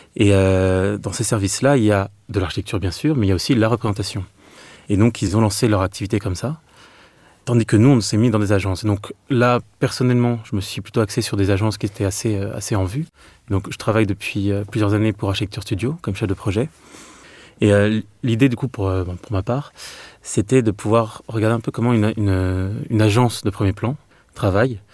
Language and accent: French; Meaux, Île-de-France, France; moved away; also born or lived in Clermont-Ferrand; je suis de Meaux, en Seine-et-Marne. Donc euh, pour ma part, c'est vrai que ma vie natale, en fait, c'est une ville où il y avait des grands ensembles